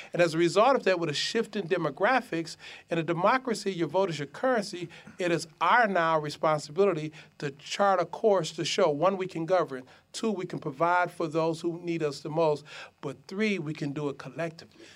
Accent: Detroit, Michigan, United States; I grew up in Detroit in the midst of the crack epidemic.

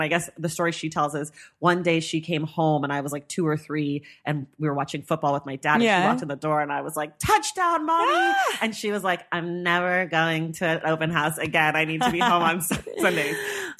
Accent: Oakland, California, United States

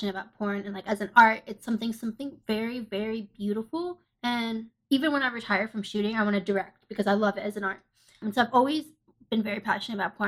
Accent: Ohio, United States; I'm from Ohio.

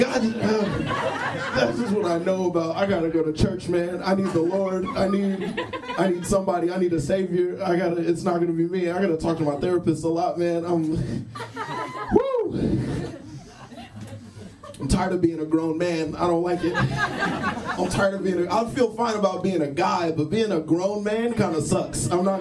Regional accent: Texas, United States; moved away; I grew up in Texas, and I feel like I grew up in, like, a very homophobic environment

